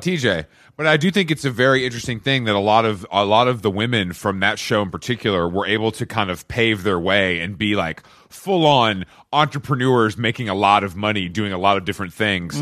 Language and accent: English; Atlanta, Georgia, United States; also born or lived in New York; now in Los Angeles, United States; I'm from Atlanta. I'm from the South